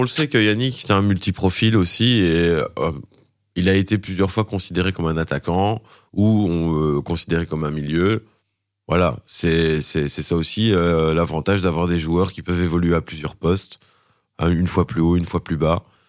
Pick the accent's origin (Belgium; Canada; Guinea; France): Belgium; Charleroi, Wallonia; je suis Carolo à la base